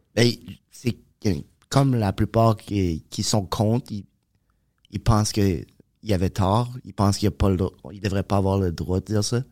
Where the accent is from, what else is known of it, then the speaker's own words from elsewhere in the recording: Moncton, New Brunswick, Canada; accent: Acadian; now in Montreal, Canada; je viens de Moncton